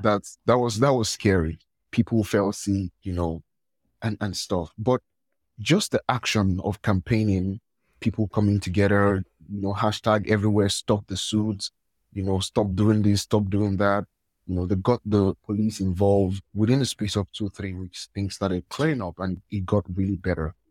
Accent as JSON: {"language": "English", "country": "Nigeria", "said": "I'm from Nigeria."}